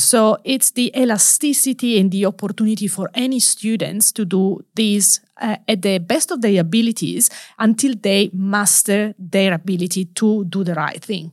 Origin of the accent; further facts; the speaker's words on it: Turin, Piedmont, Italy; English is a second language; moved away; home country. So, Turi in the northwest of Italy